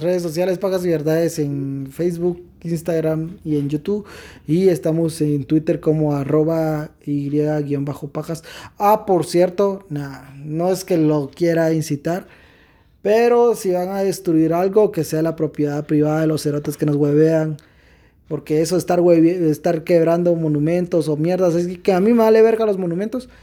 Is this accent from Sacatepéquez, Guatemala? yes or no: no; Quetzaltenango, Guatemala; nos indigna como guatemaltecos, como quetzaltecos